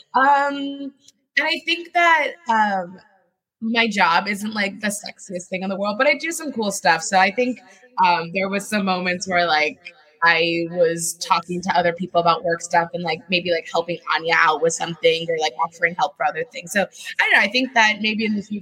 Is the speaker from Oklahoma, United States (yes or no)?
no; Washington, District of Columbia, United States; also born or lived in Paris, France; now in New York, United States; I grew up in the Koreatown of the DC area